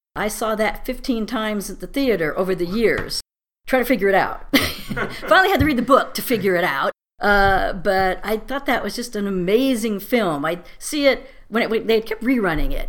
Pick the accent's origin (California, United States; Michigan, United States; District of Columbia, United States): California, United States; Torrance; also born or lived in Fullerton, California; I was born in Fullerton, but mostly grew up in the Torrance Palos Verdes area